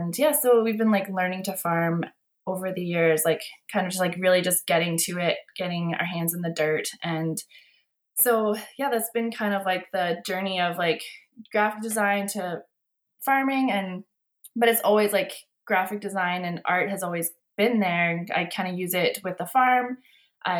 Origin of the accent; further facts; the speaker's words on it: Iowa, United States; I was born in Iowa in the Midwest in farm country. Growing up, I didn't want anything to do with farming or agriculture or the country. We moved from a small town to, I would say we were like surrounded by farm fields when I was in high school